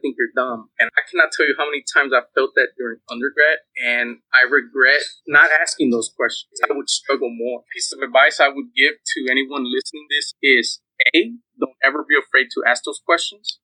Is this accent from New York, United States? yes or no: no; Houston, Texas, United States; I'm originally from Houston, Texas. I was born and raised here in Houston.